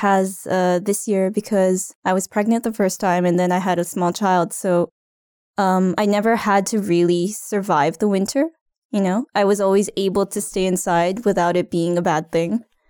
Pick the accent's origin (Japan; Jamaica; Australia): Japan; moved away as an adult; also born or lived in California; now in Ottawa, Canada; I'm originally from Japan, just an hour and a half away from Tokyo. And I lived in California as a child, but otherwise grew up in Japan. And I moved to Ottawa 2 years ago.